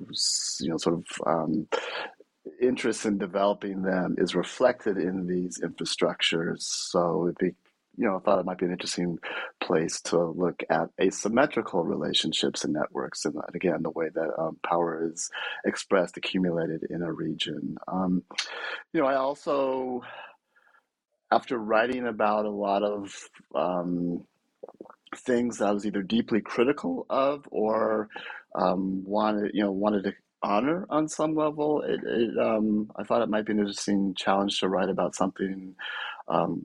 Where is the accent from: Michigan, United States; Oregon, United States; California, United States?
California, United States; Bay Area; I'm from the Bay Area originally